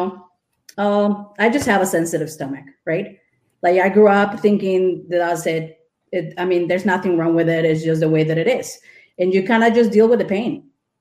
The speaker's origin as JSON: {"language": "English", "region": "Mexico City", "country": "Mexico", "tie": "born or raised there", "moved": "as an adult", "lives_now": "Wisconsin, United States", "said": "I grew up in Mexico City, went to school for graphic"}